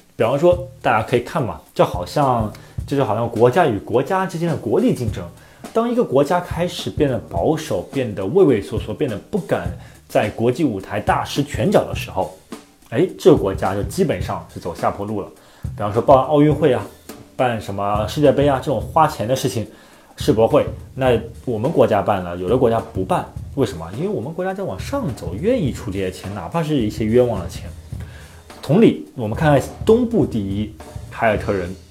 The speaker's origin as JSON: {"language": "Chinese", "country": "China", "said": "作为中国人来说"}